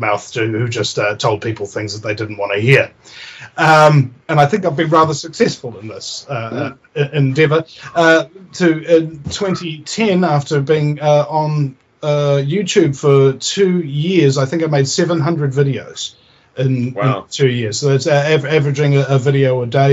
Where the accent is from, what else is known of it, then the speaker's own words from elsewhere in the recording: New Zealand; I'm from New Zealand, you know, and I've got that incredibly sexy accent